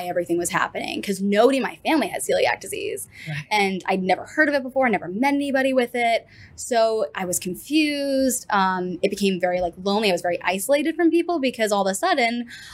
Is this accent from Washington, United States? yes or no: no; New Canaan, Connecticut, United States; moved away as an adult; now in Fort Worth, United States; I am from New Canaan, Connecticut. So a little town about 40 minutes to an hour outside of New York City